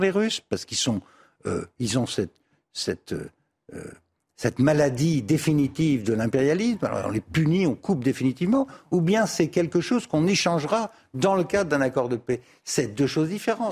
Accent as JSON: {"language": "French", "country": "France", "said": "en tant que Français"}